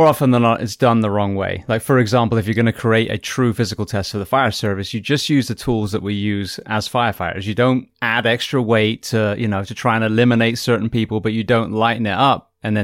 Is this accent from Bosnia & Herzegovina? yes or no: no; England, United Kingdom; moved away; also born or lived in California / Florida; I come from England